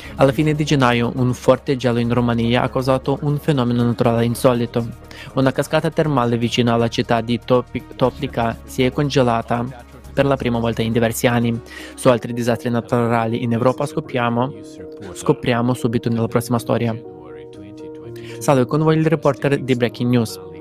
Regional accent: Mozambique; vengo dal Mozambico

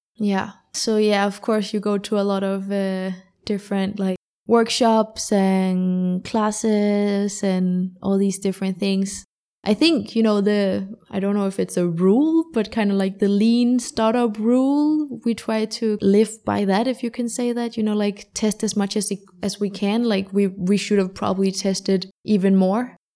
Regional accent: Denmark; also born or lived in London; I am from Denmark, born and raised in Denmark

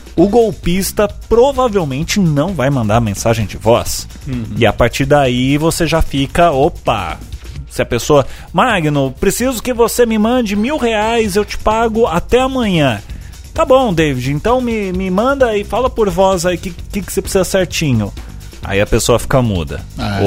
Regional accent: Brazil; pensando como, como brasileiro

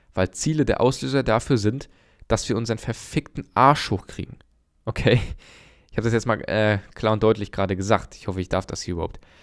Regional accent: Germany; bei uns in Deutschland

